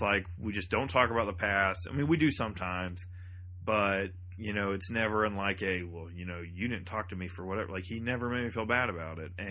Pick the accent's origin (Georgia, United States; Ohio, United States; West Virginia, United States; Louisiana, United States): Georgia, United States; thirty minutes south of Atlanta; moved away; my hometown, which is like thirty minutes south of Atlanta.